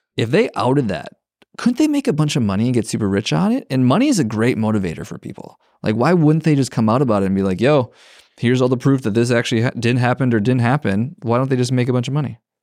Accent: Minnesota, United States; I'm from Minnesota

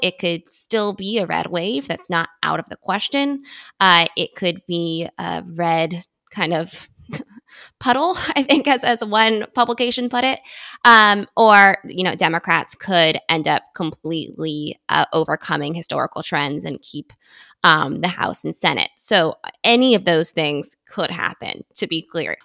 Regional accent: United States; I grew up right outside Washington, D C

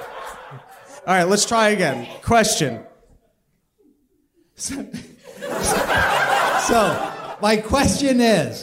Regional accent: Canada; I'm Canadian

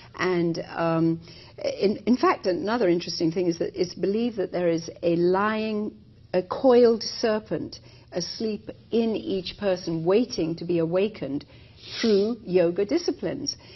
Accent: India; moved away as an adult; I was actually born and raised in India for the first twenty years of my life

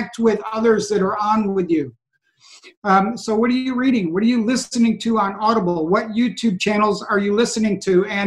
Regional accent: Western New York, United States; now in Virginia, United States; I'm from Western New York, but I live in Virginia now

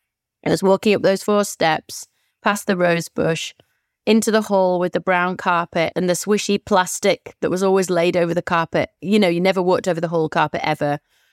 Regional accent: Moortown, Yorkshire and the Humber, United Kingdom; So I remember I grew up in Moortown, a mostly white area and quite a Jewish area.

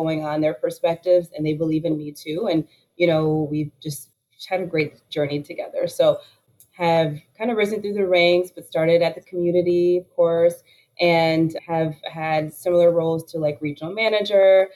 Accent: Oak Park, Illinois, United States; also born or lived in Chicago, Illinois; I was born in the north side of Chicago, and my parents really invested in education for us. So moved us to Oak Park, Illinois, graduated there

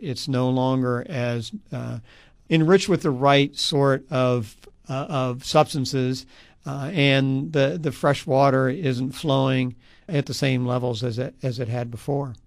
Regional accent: Gulf of Mexico coast, North Florida and Tampa Bay area, United States; I grew up on the Gulf

